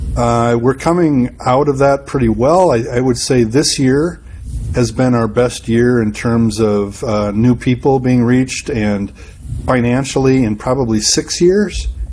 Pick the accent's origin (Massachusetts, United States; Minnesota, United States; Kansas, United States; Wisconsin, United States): Wisconsin, United States; Madison; I'm from Madison, Wisconsin.